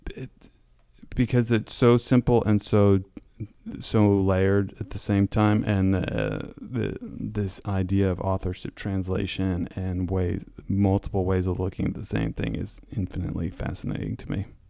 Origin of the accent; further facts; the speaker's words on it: Connecticut, United States; moved away as an adult; I grew up in Connecticut